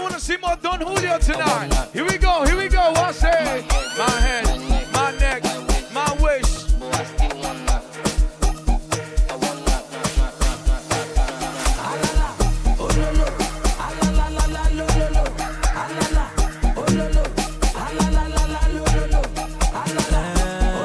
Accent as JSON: {"language": "English", "town": "New York City", "region": "New York", "country": "United States", "moved": "yes", "said": "I'm from New York City."}